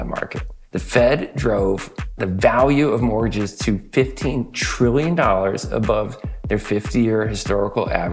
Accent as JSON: {"language": "English", "town": "Sacramento", "region": "California", "country": "United States", "tie": "born or raised there", "said": "I grew up in Sacramento, California"}